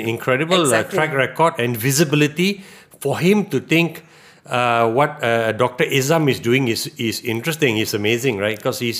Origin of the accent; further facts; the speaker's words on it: Penang, Malaysia; I'm from Penang